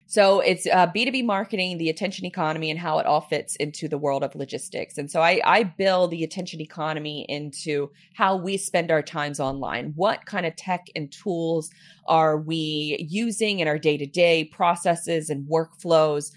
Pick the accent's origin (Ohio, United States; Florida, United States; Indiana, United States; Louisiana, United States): Florida, United States; Jacksonville; I was born and raised here in, in Jacksonville